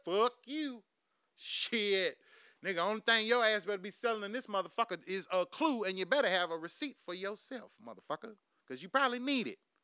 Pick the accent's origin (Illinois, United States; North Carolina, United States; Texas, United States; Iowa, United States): Texas, United States; Houston; I'm from Houston, goddamn Texas